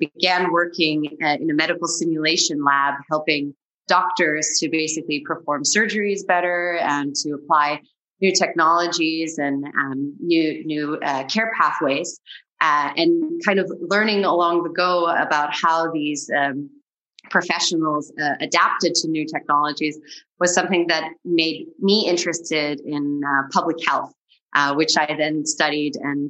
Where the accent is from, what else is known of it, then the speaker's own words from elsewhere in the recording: California, United States; moved away as an adult; now in Germany; I'm German, but I grew up in California.